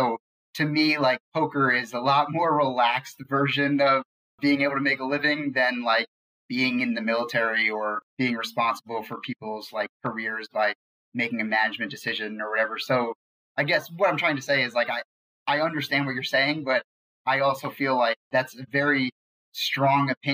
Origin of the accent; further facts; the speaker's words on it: New York, United States; I grew up in New York